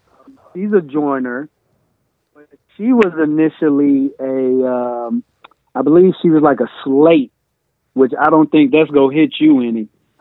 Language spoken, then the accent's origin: English; Oxford, Mississippi, United States; moved away as an adult; born and raised Oxford, Mississippi.